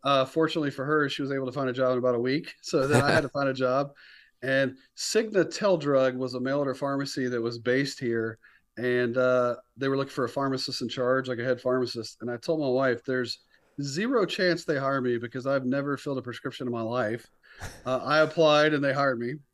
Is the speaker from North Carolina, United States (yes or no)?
yes; near Raleigh-Durham, North Carolina, United States; moved away as an adult; also born or lived in Florida; So I grew up in North Carolina.